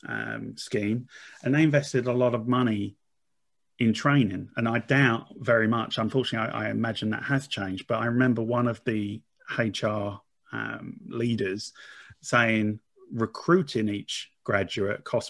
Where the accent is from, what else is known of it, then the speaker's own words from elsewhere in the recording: Essex, East of England, United Kingdom; I'm from Essex. I'm very much a working class boy